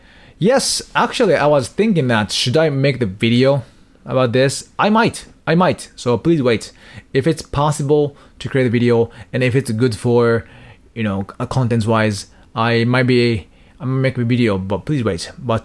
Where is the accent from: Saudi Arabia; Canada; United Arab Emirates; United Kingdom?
United Arab Emirates; Dubai; now in Japan; Yes, I was from Dubai. Yes, I'm from Dubai.